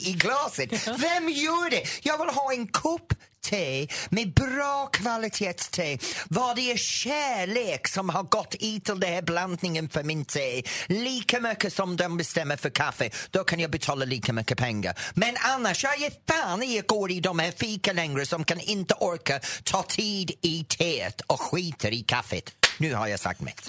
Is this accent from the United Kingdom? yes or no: yes; England, United Kingdom; Swedish is a second language; now in Norrtälje, Sweden; mitt hemland England